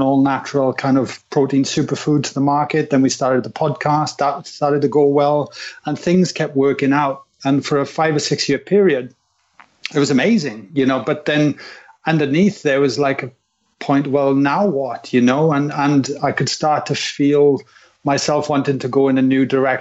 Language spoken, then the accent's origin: English; Wales, United Kingdom; growing up in Wales